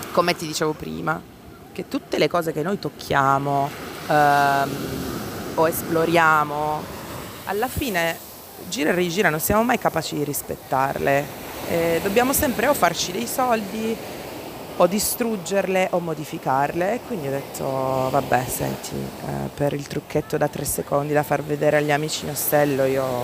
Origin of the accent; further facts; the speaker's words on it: Cologne, North Rhine-Westphalia, Germany; accent: Cologne; lo dirò con il mio accento di eh, Colonia, come hai sentito.